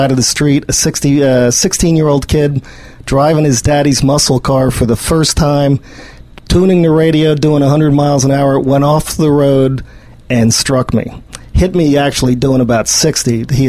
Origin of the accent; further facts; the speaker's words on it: New Jersey, United States; moved away as an adult; also born or lived in Arizona; I was born and raised in New Jersey and went to college at University of Arizona.